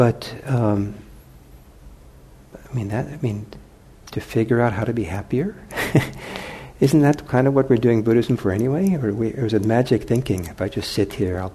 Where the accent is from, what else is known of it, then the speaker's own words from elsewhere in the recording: Los Angeles, California, United States; now in Bay Area, United States; I grew up in Los Angeles